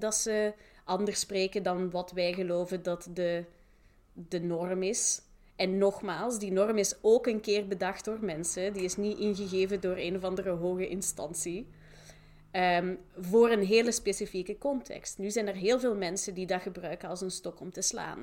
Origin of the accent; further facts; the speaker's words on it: Flanders, Belgium; moved away as an adult; also born or lived in Manchester / Leiden; ik ben zelf Vlaming